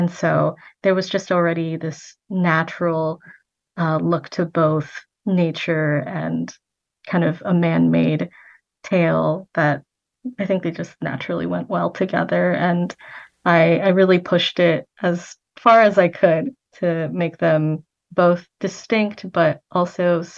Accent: United States; born there; I was born here in America and my parents were born in Vietnam and they came over.

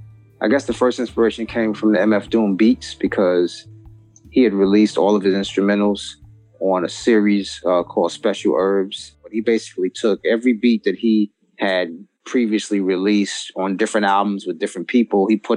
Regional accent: New York City, New York, United States; now in New Jersey, United States; I'm from Brooklyn, New York, but I'm actually in Northern New Jersey right now. I moved to New Jersey a few years back.

